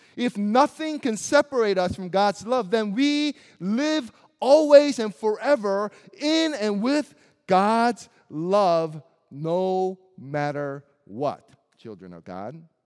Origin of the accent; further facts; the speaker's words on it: Springfield, Missouri, United States; also born or lived in South Korea; as an Asian kid who didn't quite fit into a predominantly white town of Springfield, Missouri